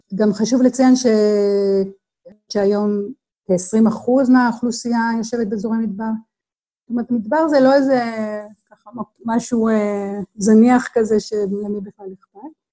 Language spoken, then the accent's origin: Hebrew; Israel; אצלנו בישראל